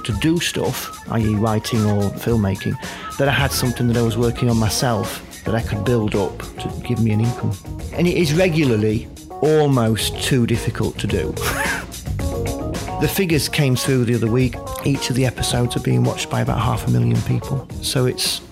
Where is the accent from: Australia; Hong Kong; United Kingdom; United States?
United Kingdom; Doncaster, Yorkshire and the Humber; also born or lived in Wolverhampton; I come from Doncaster, so in Yorkshire